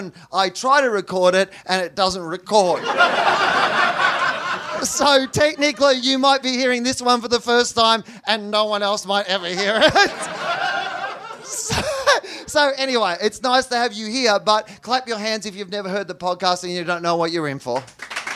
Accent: Australia; I'm from Australia

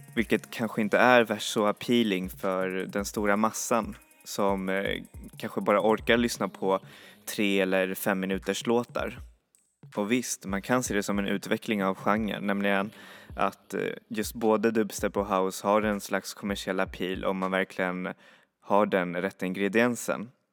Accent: Sweden; vi svenskar

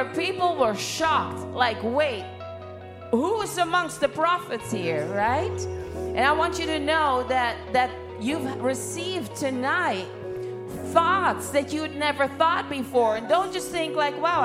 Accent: Netherlands; I'm from Holland

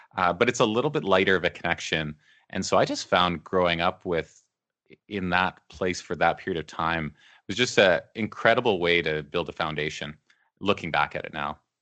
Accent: Beaumont, Alberta, Canada; also born or lived in Edmonton; I grew up there. I mean, I was there from the time I was a little kid. I, I was born in Edmonton, just in the south part of Edmonton, but we moved to Beaumont when I was maybe four years old

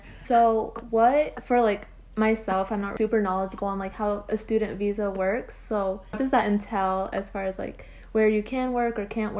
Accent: Utah, United States; I'm from Utah and I live at my parents' home

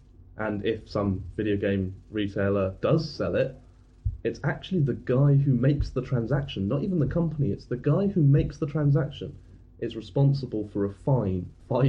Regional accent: United Kingdom; as British

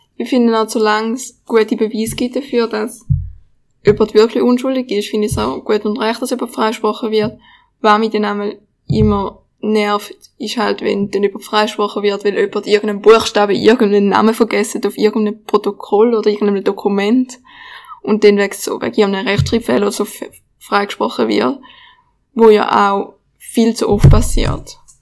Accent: Switzerland; bei uns in der Schweiz

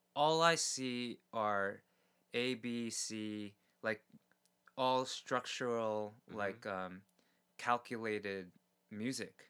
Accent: New York City, New York, United States; now in Korea; I grew up in New York City where there were com- comedy clubs and stuff that I couldn't get into mm-hmm. as a mm-hmm. kid

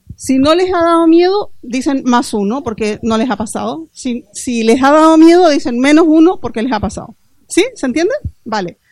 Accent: Chile; moved away as an adult; now in L'Hospitalet de Llobregat, Spain; soy chilena, ya les he dicho un poco de donde hablo también. Eh, me vine hace 14 años a, Hospitalet a vivir

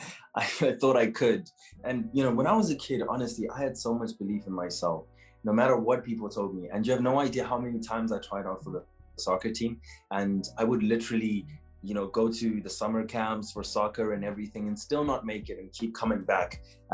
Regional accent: Zimbabwe; now in South Africa; I am from Zimbabwe. I was born in Zimbabwe and I moved to South Africa in 2008.

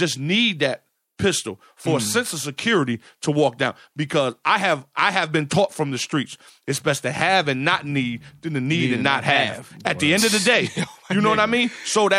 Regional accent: New Haven, Connecticut, United States; I know I'm from New Haven, right? You know what I mean? I'm not going to forget that I'm from New Haven.

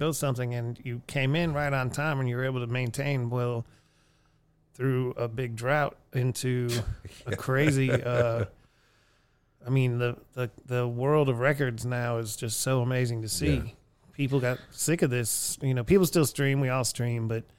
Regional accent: Erie, Pennsylvania, United States; the record stores and in my hometown of Erie or going to Cleveland or coming to Houston.

